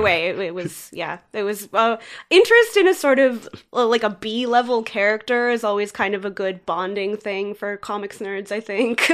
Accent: Richmond Hill, Ontario, Canada; moved away as an adult; now in Toronto, Canada; I grew up in Richmond Hill, just north of the city of Toronto, so close

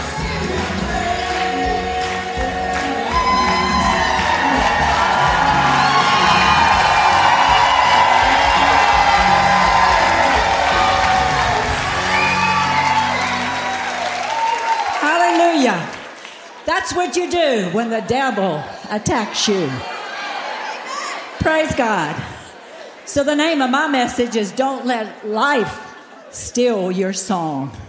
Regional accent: Louisiana, United States; also born or lived in Texas; I was born and raised in Louisiana

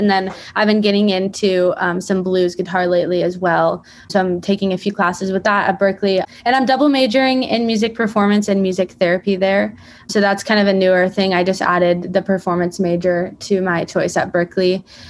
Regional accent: Santa Barbara, California, United States; moved away as an adult; now in Boston, United States; I'm from Santa Barbara, California. But I actually attend the Berklee College of Music in Boston.

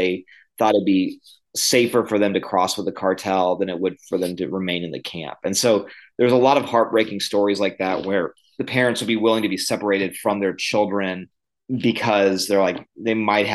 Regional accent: Illinois, United States; moved away; also born or lived in the South (US) / Costa Rica / Greenville, South Carolina; I was born in the South. I grew up in the Midwest in Illinois, and then I came back to the South.

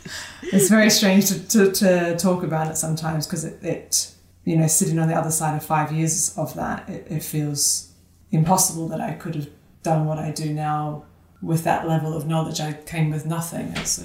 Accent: Sydney, New South Wales, Australia; So I'm originally from Sydney, Australia. I think I've lost my accent, but I'd like to think it sometimes appears.

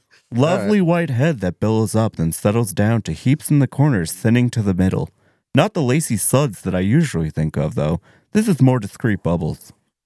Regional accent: Saratoga Springs, New York, United States; I'm from Saratoga Springs.

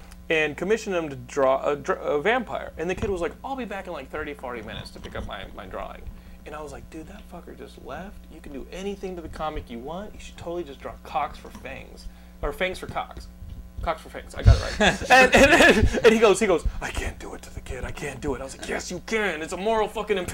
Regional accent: Texas, United States; We're all from Texas

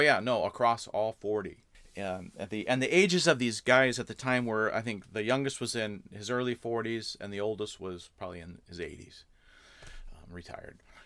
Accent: Southern California, United States; born or raised there; moved away as an adult; also born or lived in Canada / Santa Barbara, California / Orange County, California; now in Wisconsin, United States

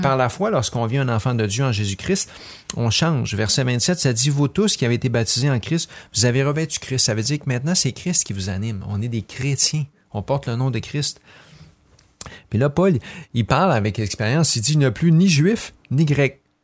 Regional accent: Quebec, Canada; je suis peut-être québécois, blanc, francophone

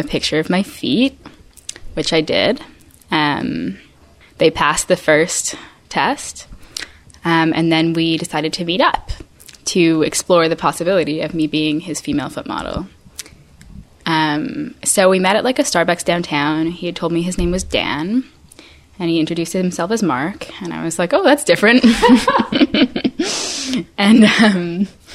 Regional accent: Vancouver, British Columbia, Canada; moved away as an adult; I was back in my hometown of Vancouver for 8 weeks

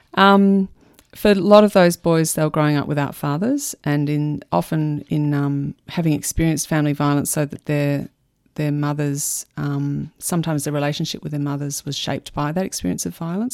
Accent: Melbourne, Victoria, Australia; also born or lived in United States / England; I grew up in Melbourne.

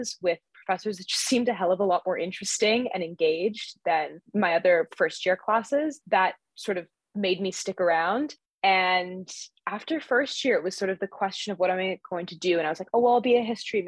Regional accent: Vancouver, British Columbia, Canada; moved away as an adult; also born or lived in Montreal; now in Oxford, United Kingdom; I'm from Vancouver originally in Canada, then spent 4 years in Montreal and have since moved to the UK to Oxford

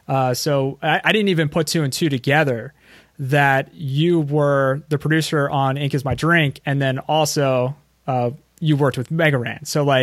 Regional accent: Philadelphia, Pennsylvania, United States; I'm from the Philadelphia area

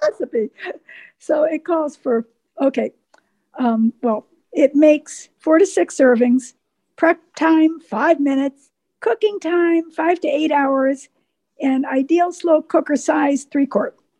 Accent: Waynesville, North Carolina, United States; I'm from Waynesville, North Carolina, which is the mountain.

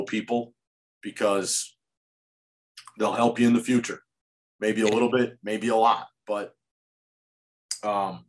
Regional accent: Holyoke, Massachusetts, United States; I'm that kid from Holyoke that's working for the UMass basketball team

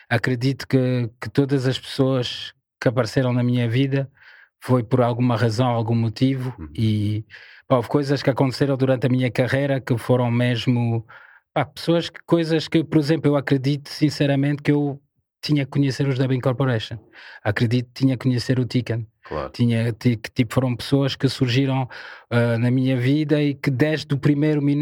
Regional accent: Paris, Île-de-France, France; Portuguese is a second language; also born or lived in Ivory Coast; now in Portugal; Eu cresci francesa? em Paris. Okay. Cresci em Paris.

